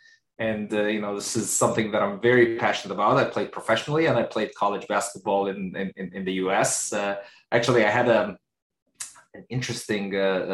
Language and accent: English; Egypt; born there; also born or lived in United Arab Emirates / Kuwait / United States; A little bit about, just where I was born in Egypt. I spent some time in the UAE, the United Arab Emirates. I spent about 3 or 4 years in Kuwait.